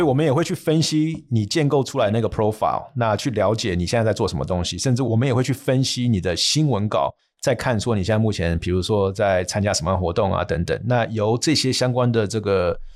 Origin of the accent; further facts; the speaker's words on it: United States; moved away as an adult; 从小在美国那边长大，甚至也在那边念书、工作，甚至又回去念书